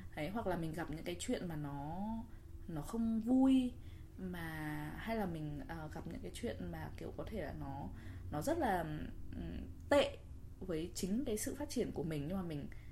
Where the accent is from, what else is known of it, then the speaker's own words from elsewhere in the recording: Vietnam; now in New York, United States; mình là người Việt